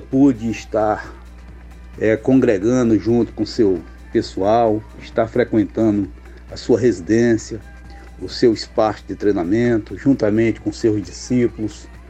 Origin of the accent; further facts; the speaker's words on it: Brasília, Federal District, Brazil; sou de Brasília.